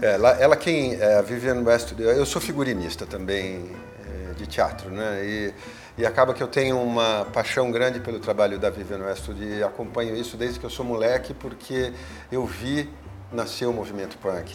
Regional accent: São Paulo, Brazil; eu sou paulistano, paulista da gema

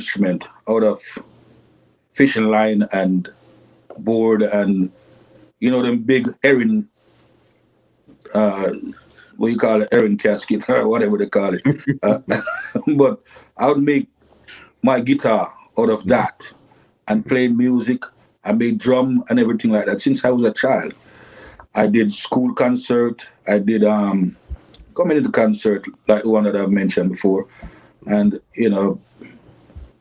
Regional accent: Kingston, Jamaica; I was born in a place called Cockburn Pen, Kingston 11

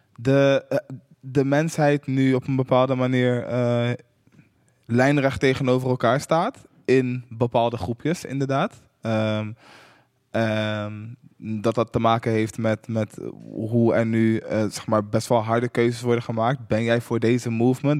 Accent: Utrecht, Netherlands; ik kom uit Hooggraven, wat een super achterstandswijk was in Utrecht.

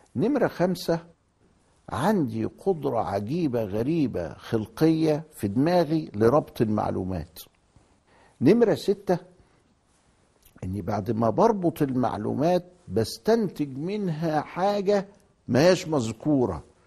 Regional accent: Egypt; عندنا في مصر هنا

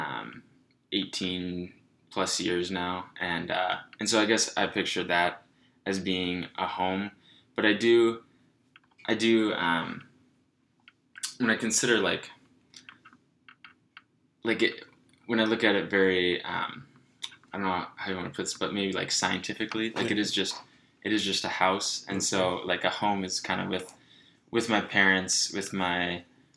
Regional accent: Minnetonka, Minnesota, United States; moved away as an adult; also born or lived in Decorah, Iowa; I grew up in Minnetonka, Minnesota. I did elementary school, middle school, high school there

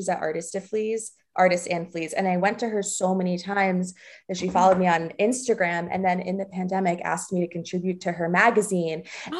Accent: Springfield, New Jersey, United States; also born or lived in Livingston, New Jersey; I was born in Livingston. Born in Livingston. I grew up in Springfield.

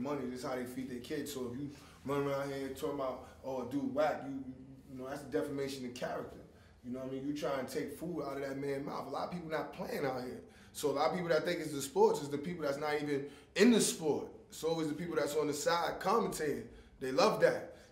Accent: New York City, New York, United States; I'm from Coney Island

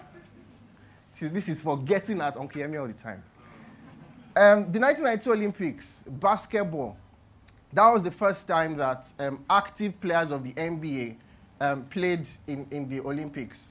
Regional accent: Nigeria; as a Nigerian

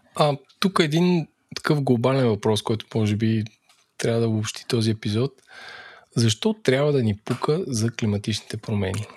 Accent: Bulgaria; ние като българи

